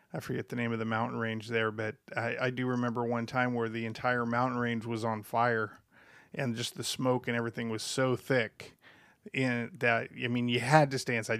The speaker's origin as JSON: {"language": "English", "town": "Los Angeles", "region": "California", "country": "United States", "tie": "born or raised there", "also_born_or_lived": "Pasadena", "said": "I grew up down in Los Angeles in the early to mid seventies"}